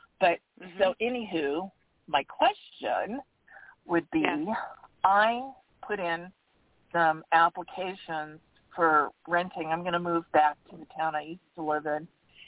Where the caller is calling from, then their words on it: Arizona, United States; from Arizona.